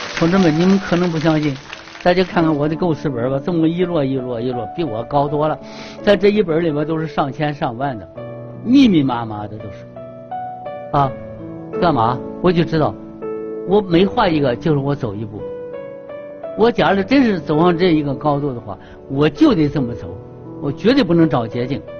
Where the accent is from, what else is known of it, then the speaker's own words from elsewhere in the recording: China; 国家培养我，我在这个土地上长大的